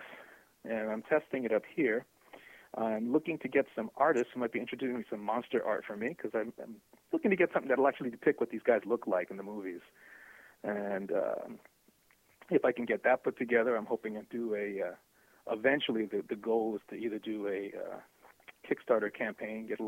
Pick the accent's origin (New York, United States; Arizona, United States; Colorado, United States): New York, United States; I'm from New York